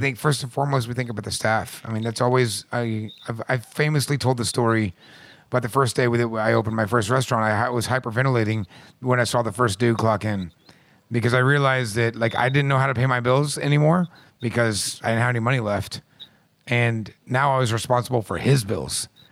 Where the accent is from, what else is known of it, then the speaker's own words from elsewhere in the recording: Midwest, United States; I'm from the Midwest